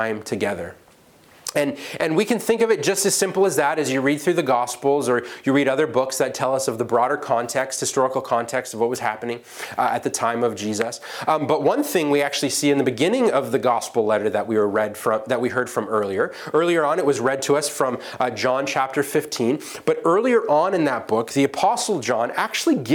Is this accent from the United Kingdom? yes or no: yes; England, United Kingdom; accent: English; my English accent